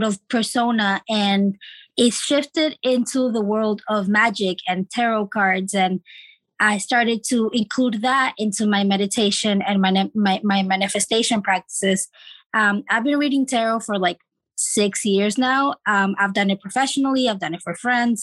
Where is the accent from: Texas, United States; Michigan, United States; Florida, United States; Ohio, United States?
Florida, United States; moved away; also born or lived in Chile / California; we moved to Florida, my dad, my mom, and my two siblings, where we lived for 10 years